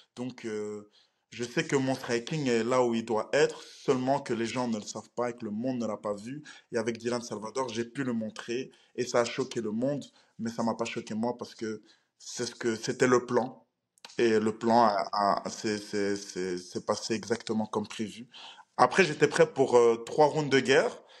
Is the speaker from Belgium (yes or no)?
yes; Belgium; Je viens de la Belgique.